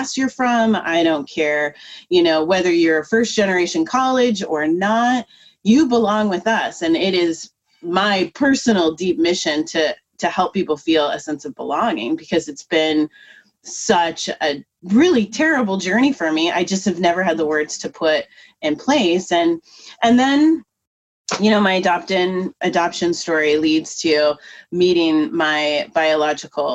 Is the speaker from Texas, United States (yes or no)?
no; Troutdale, Oregon, United States; I'm from Troutdale, Oregon, you know, from a low income area